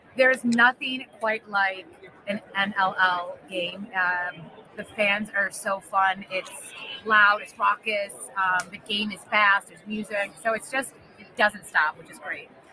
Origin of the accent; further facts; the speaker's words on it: Buffalo, New York, United States; I've been born and raised in Buffalo